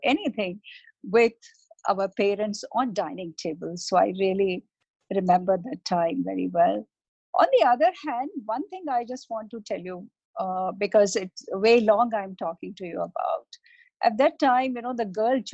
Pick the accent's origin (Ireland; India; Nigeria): India; Jaipur, Rajasthan; I was brought up, I grew up in Jaipur, Rajasthan, basically. And that is where actually majority of my childhood was spent, in Rajasthan.